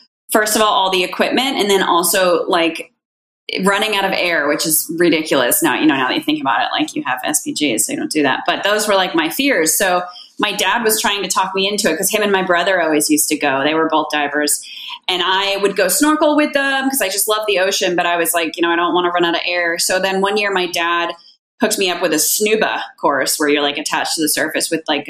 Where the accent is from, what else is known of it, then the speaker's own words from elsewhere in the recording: Cape Cod, Massachusetts, United States; moved away as an adult; also born or lived in Antigonish, Nova Scotia, Canada (university); now in Caribbean; I'm originally from Cape Cod, Massachusetts